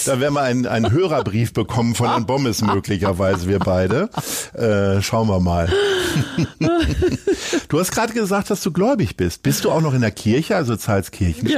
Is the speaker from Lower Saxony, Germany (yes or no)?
yes; Hanover, Lower Saxony, Germany; moved away; also born or lived in Niendorf, Hamburg; ich bin Hannoveraner